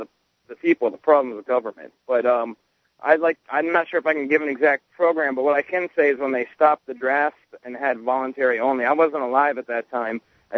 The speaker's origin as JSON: {"language": "English", "town": "Sarasota", "region": "Florida", "country": "United States", "tie": "born or raised there", "said": "I'm 27. I'm from Sarasota, Florida, too, actually. I live in Sarasota. I've lived here my whole life."}